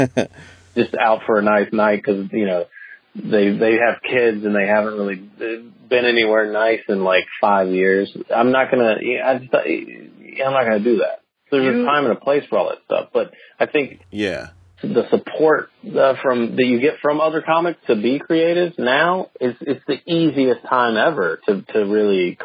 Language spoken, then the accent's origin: English; the South, United States; I'm from the South